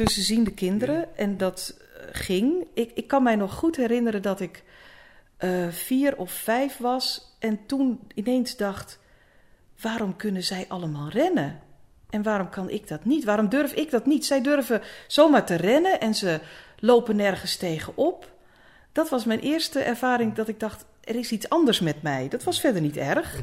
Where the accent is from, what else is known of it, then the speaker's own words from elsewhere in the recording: Egmond aan de Hoef, North Holland, Netherlands; moved away as an adult; also born or lived in Apeldoorn; Ik ben geboren in Egmond. Egmond aan de Hoef.